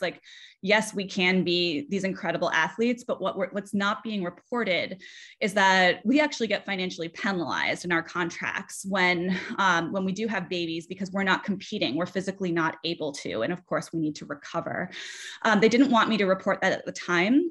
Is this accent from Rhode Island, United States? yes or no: yes; South Kingstown, Rhode Island, United States; I'm from South Kingstown, Rhode Island, and I played soccer growing up.